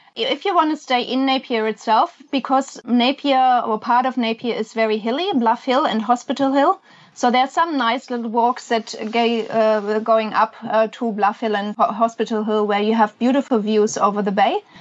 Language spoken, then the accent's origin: English; Germany; also born or lived in Australia; now in New Zealand; I'm I'm from Germany